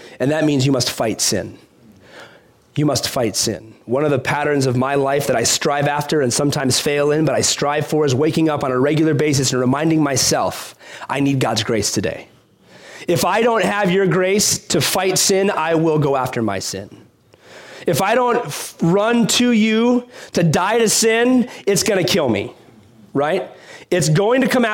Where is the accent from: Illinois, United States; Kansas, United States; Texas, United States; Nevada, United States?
Illinois, United States; Chicago; growing up in Chicago